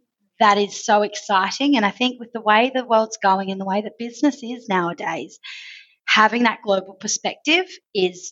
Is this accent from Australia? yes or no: yes; Australia; accent: Australian; moved away as an adult; also born or lived in Asia; now in Middle East; From the accent you've probably picked up, I'm Australian, but I've worked in Australia, I've worked across Asia, and then I moved to the Middle East now 5.5 years ago.